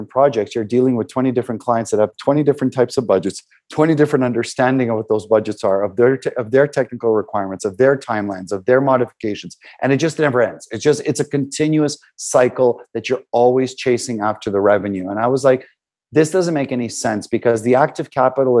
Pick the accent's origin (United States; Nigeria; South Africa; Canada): Canada; we're from Canada